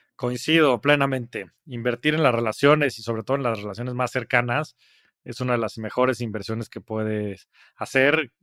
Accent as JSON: {"language": "Spanish", "country": "Mexico"}